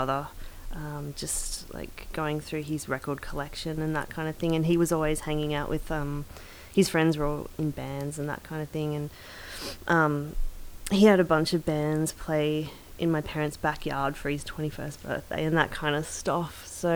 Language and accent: English; Ferntree Gully, Victoria, Australia; I grew up in Ferntree Gully